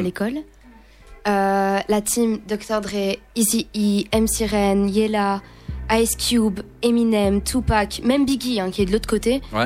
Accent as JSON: {"language": "French", "town": "Fleurus", "region": "Wallonia", "country": "Belgium", "said": "je viens d'une petite région qui s'appelle Fleurus, c'est du côté de, c'est tout près de Charleroi"}